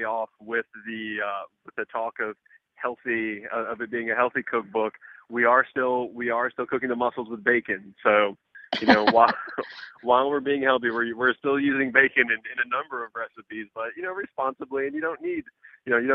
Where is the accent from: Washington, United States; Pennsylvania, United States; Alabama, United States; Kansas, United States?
Alabama, United States; Birmingham; now in New York City, United States; I grew up in the South as well. And, you know, in Birmingham, Alabama, I mean, we lived by our farmers